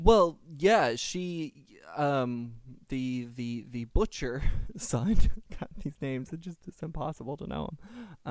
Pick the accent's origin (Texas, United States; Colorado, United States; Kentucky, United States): Kentucky, United States; I am not from France, but I am from Kentucky, and I'm not from the rural South, but the South nonetheless.